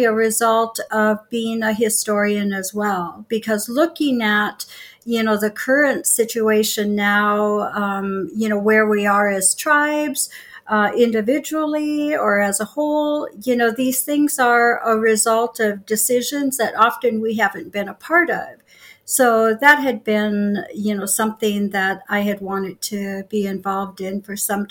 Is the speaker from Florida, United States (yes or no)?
no; Sisseton, South Dakota, United States; And I was born here in Sisseton. I've lived in South Dakota most of my life.